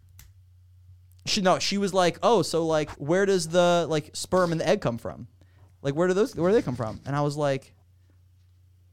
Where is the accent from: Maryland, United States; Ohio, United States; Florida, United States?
Florida, United States; Miami Beach; also born or lived in Weston, Florida; I grew up in Miami Beach, and I moved from Miami Beach to Weston, Florida when I was 11. So my entire childhood was in Miami Beach